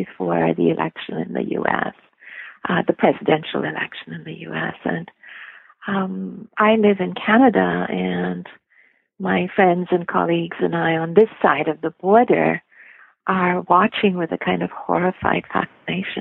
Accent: India; moved away; I grew up in India

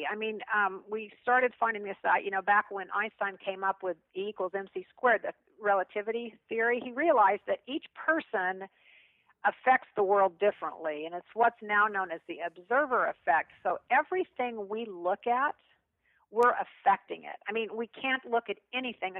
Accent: Kansas, United States; I'm a kid from Kansas

